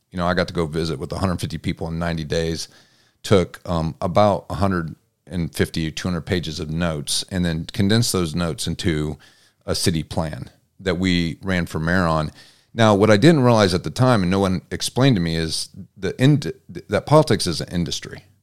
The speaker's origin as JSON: {"language": "English", "town": "Butler", "region": "Indiana", "country": "United States", "tie": "born or raised there", "also_born_or_lived": "Mishawaka, Indiana / Auburn, Indiana", "said": "my background was Butler"}